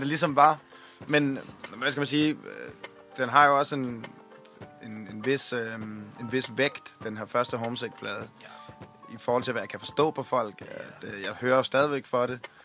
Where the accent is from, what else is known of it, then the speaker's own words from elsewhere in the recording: Svendborg, Southern Denmark, Denmark; jeg er fra Svendborg.